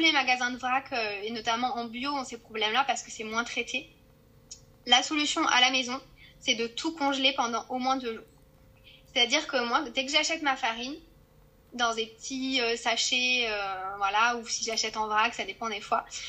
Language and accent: French; Corrèze, Nouvelle-Aquitaine, France; now in Toulon, France; je viens de, de la Corrèze